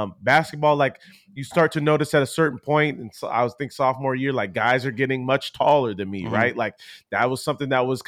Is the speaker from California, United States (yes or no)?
yes; Poway, California, United States; Poway was, it was cool for me because my parents had moved down in that San Diego area from being up in more of a Los Angeles area.